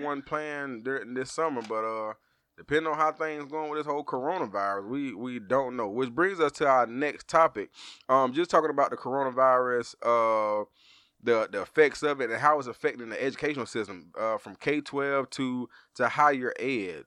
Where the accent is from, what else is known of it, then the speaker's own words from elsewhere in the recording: Georgia, United States; we from Georgia